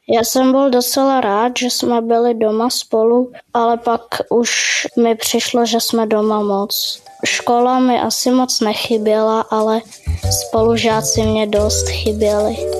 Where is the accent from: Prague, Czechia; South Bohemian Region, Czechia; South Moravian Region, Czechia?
Prague, Czechia; jsem z Prahy a chodím do třetí třídy